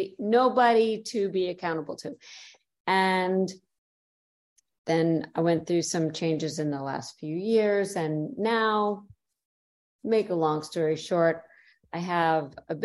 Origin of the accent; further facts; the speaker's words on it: New York, United States; moved away as an adult; also born or lived in Chicago / Detroit / Cleveland, Ohio; now in Florida, United States; I'm from New York